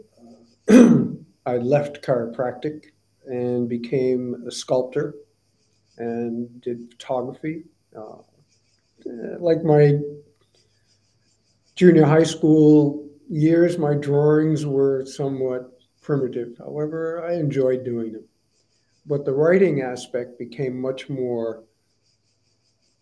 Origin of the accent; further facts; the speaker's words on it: Providence, Rhode Island, United States; moved away as an adult; also born or lived in Canada; now in Florida, United States; I was born in Providence, Rhode Island, the smallest state of the Union, in 1949, in a snowstorm, according to my mom. And I was brought up there